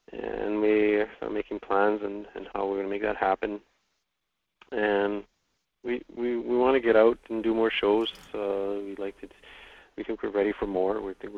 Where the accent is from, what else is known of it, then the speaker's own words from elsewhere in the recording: Attawapiskat, Ontario, Canada; Well, I'm from Attawapiskat, Ontario, up on the James Bay Coast. It's in Canada's far north.